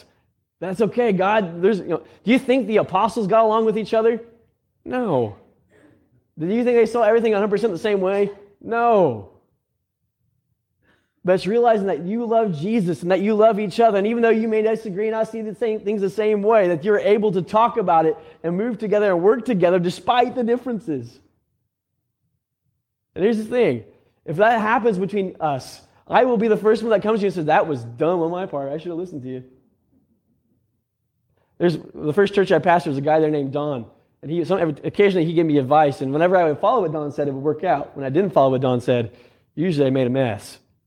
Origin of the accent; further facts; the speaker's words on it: Indiana, United States; Okay, we'll just say he grew up out on the West Coast and I grew up in Central Indiana.